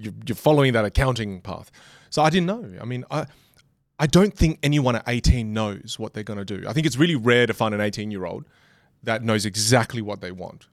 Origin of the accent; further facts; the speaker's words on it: Australia; I'm from Australia.